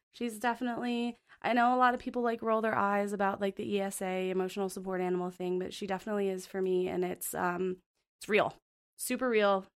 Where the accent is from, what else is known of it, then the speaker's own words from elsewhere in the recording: Phoenix, Arizona, United States; moved away as an adult; also born or lived in Montana; now in Bozeman, United States; I'm originally from Phoenix, Arizona, and it's very hot there, and I was born and raised there